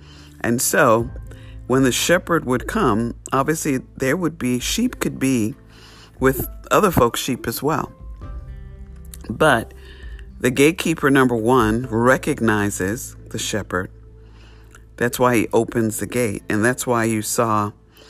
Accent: New York City, New York, United States; I grew up in New York City, straight city. There was no sheep

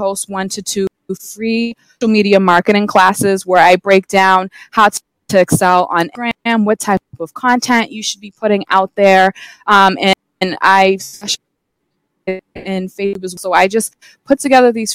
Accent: Massachusetts, United States; So I'm from Massachusetts. I've lived here my entire life.

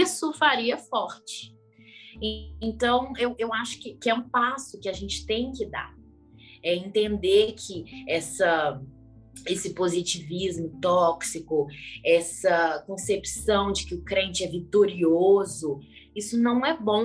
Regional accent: Belo Horizonte, Minas Gerais, Brazil; Eu sou de Belo Horizonte, Minas Gerais

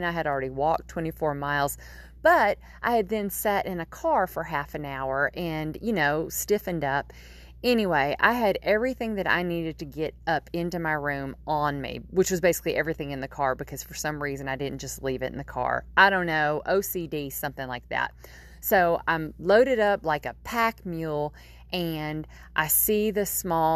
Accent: Nashville, Tennessee, United States; now in Nova Scotia, Canada; I grew up in Nashville, Tennessee, and my mama and my aunt still live there

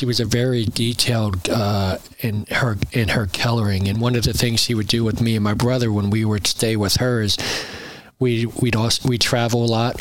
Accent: New Jersey, United States; also born or lived in Burlington City, New Jersey / Riverside, New Jersey / Willingboro, New Jersey / Browns Mills, New Jersey; I grew up in South Jersey

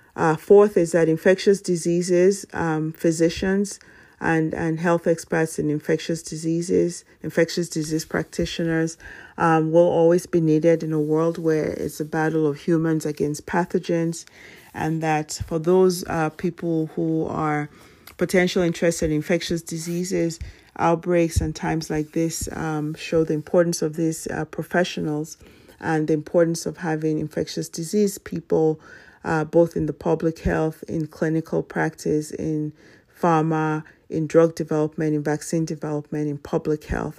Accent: Nigeria; moved away as an adult; now in United States; my elementary school from Nigeria

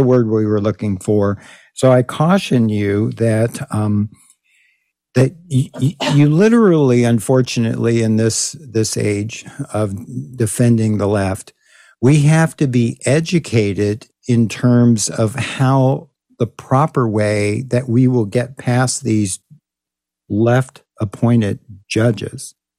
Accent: Texas, United States; moved away; my home state of Texas

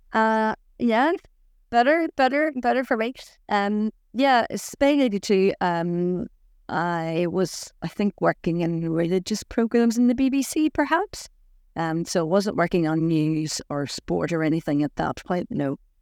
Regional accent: Saintfield, Northern Ireland, United Kingdom; I was born in Saintfield in County Down

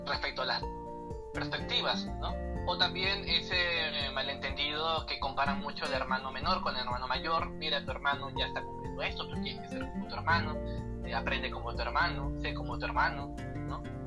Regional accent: Lima, Peru; soy de Perú, como tú bien dices, y tengo 20 años. Tengo 20 años, eh, nací acá en la capital de mi país, Lima.

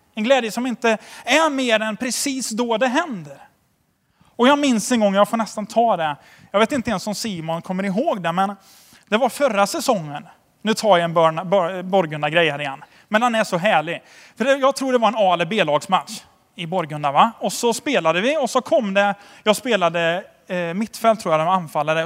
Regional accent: Sweden; som svensk

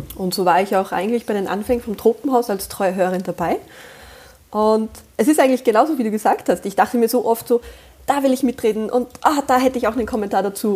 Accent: Austria; accent: Austrian dialect; ich bin Österreicherin und ich bemühe mich sehr, dass man das nicht zu sehr raushört. Also sollte ich in schlimmsten Dialekt verfallen

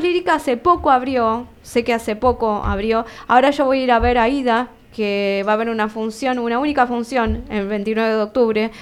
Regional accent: Almirante Brown, Buenos Aires Province, Argentina; yo soy de Almirante Brown

